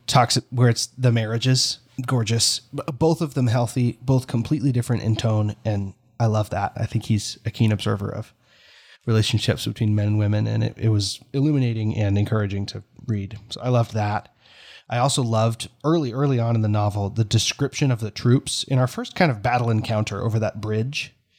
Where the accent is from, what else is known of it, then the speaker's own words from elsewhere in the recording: United States; as an American because here in America